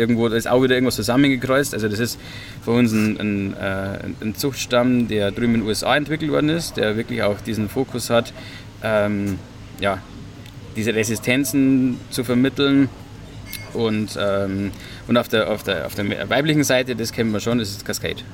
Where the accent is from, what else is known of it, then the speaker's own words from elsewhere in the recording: Hallertau, Bavaria, Germany; ich komme selbst auch aus der Hallertau, bin auf dem Hopfenbaubetrieb aufgewachsen